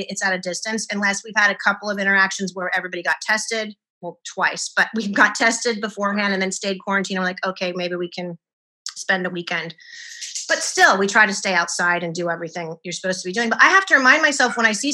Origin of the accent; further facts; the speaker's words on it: Penryn, California, United States; I grew up in a small town called Penryn. In Northern California, which has a population of 1,500 people